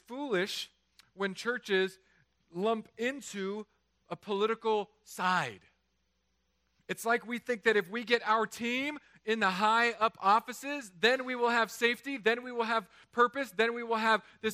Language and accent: English; California, United States; I'm from California